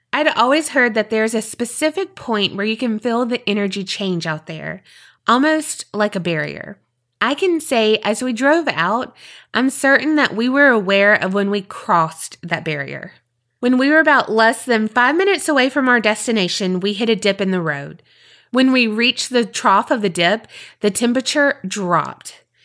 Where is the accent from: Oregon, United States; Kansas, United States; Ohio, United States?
Ohio, United States; the paranormal activity is directly related to a crime committed near my hometown. So picture it. Egypt Valley, Ohio, September 2010. It's a rural wildlife area in eastern Ohio, close-ish to the western Virginia border.